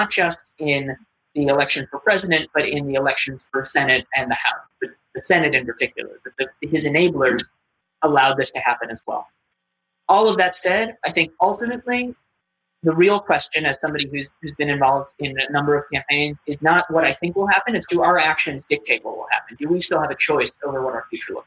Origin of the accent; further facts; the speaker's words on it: New York City, New York, United States; I was born on the Upper West Side of Manhattan. So like any good Upper West Sider